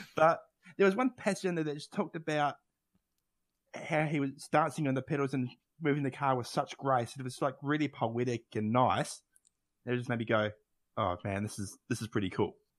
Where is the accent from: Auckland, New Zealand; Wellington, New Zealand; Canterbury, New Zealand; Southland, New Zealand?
Canterbury, New Zealand; Christchurch; where I grew up in Christchurch